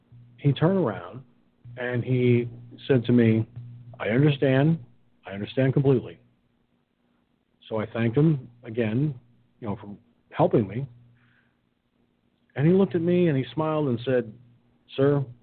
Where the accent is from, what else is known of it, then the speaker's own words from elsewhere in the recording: Peekskill, New York, United States; my hometown of Peekskill, New York